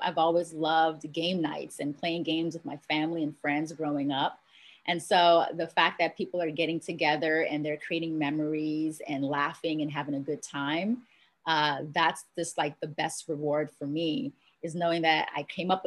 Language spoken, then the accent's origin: English; Washington, District of Columbia, United States; moved away as an adult; also born or lived in Jamaica; now in Los Angeles, United States; I'm originally from Jamaica. That's where my family's from. That's where I was born. But I was raised in Washington, D.C.